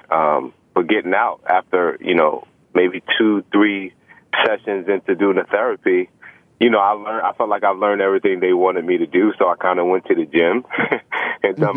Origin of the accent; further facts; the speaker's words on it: New York City, New York, United States; growing up in Brooklyn, especially the Brownsville area